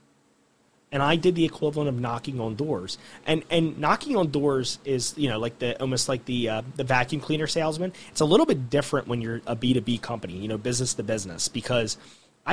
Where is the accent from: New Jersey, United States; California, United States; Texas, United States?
New Jersey, United States; Gloucester City; I grew up in Gloucester City